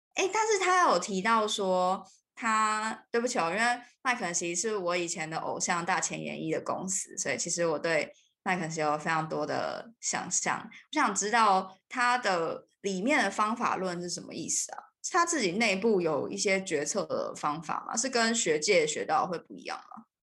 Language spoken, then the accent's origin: Chinese; Taiwan; moved away as an adult; also born or lived in United Kingdom; 因为小的时候在就是台湾并没有这个问题嘛